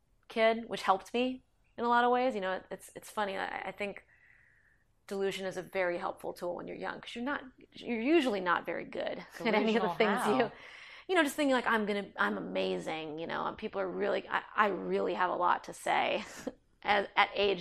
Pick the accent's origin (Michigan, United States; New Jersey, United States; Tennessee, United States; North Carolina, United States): New Jersey, United States; Basking Ridge; Mark and I grew up partially in North Jersey in a town called Basking Ridge